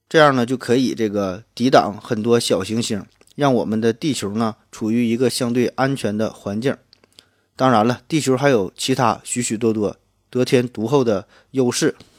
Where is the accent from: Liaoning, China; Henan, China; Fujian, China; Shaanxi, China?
Liaoning, China; Shenyang; accent: Northeastern; 我呢来自东北沈阳，所以听我的口音呢可能会浓重一些